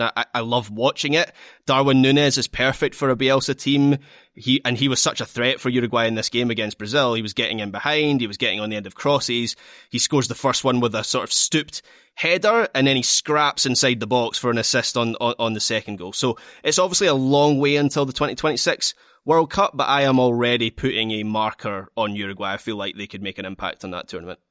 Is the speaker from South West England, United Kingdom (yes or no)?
no; Scotland, United Kingdom; as a Scot